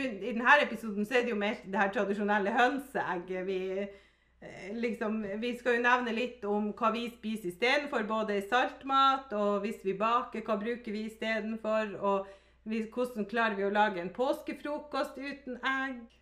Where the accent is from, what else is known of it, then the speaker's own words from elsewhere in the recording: Finnmark, Norway; Vi er jo fra Finnmark, og da var måsegg litt sånn stort, da.